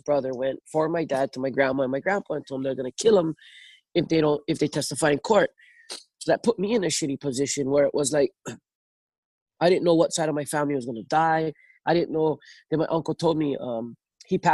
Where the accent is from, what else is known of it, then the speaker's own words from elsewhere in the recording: North Shore, Oahu, Hawaii, United States; Growing up on the North Shore